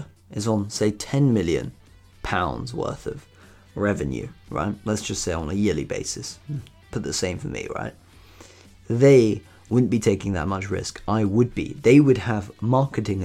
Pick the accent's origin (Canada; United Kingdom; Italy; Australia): United Kingdom; in the UK, in my home country here